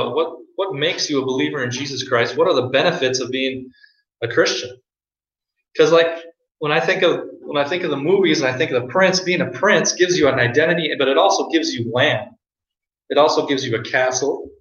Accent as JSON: {"language": "English", "region": "South Dakota", "country": "United States", "moved": "yes", "lives_now": "Minnesota, United States", "said": "I claim to be a South Dakotan that lives in Minnesota, so I claim South Dakota."}